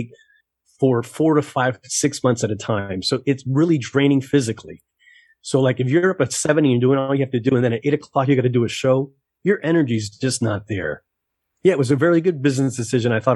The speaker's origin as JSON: {"language": "English", "town": "Miami", "region": "Florida", "country": "United States", "tie": "born or raised there", "said": "I was born in Miami, and in Miami as an entertainer"}